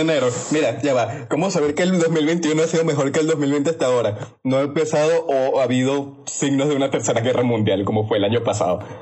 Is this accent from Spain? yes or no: no; Venezuela; como soy venezolano